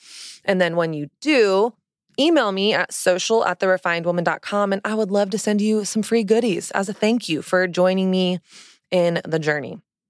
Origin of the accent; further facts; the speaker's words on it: Southern United States, United States; now in New York City, United States; It's all about my journey of growing up in Southern Christian culture, learning a set of rules and shame-based narratives about sex and desire and my body and dating, and really not questioning that until I moved to New York City.